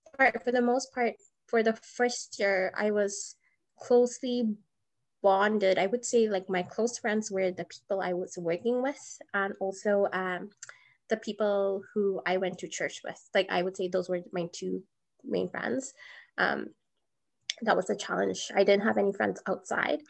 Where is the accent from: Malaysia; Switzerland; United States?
Malaysia; now in Edmonton, Canada; as a female growing up in Malaysia